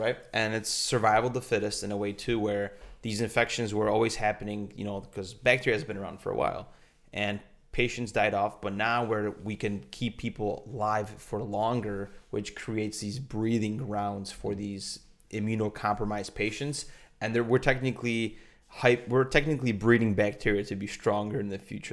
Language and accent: English; Poland; we're from Pol-, both from Poland